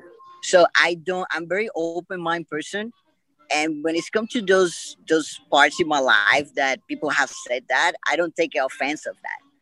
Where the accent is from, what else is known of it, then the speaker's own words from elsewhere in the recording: Puerto Rico; I'm from Puerto Rico